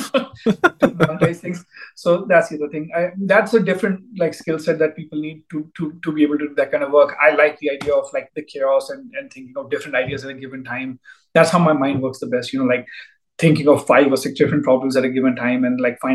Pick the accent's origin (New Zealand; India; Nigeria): India; moved away as an adult; I grew up in India. Did my PhD back there